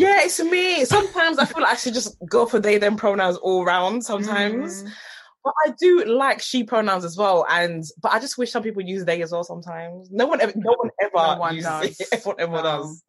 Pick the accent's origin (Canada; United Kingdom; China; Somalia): United Kingdom; London; We're both from Hackney